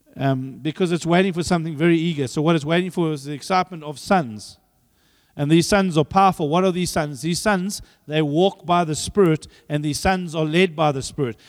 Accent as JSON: {"language": "English", "country": "Zambia", "tie": "born or raised there", "moved": "yes", "lives_now": "South Africa", "said": "I was born there"}